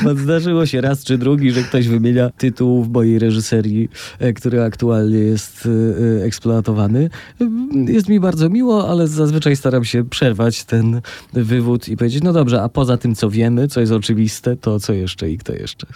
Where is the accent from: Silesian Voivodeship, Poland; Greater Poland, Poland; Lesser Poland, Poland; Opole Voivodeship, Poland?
Lesser Poland, Poland; Tarnów; also born or lived in Warsaw; now in Łódź, Poland; w Tarnowie. No jak pan powiedział, to moje rodzinne miasto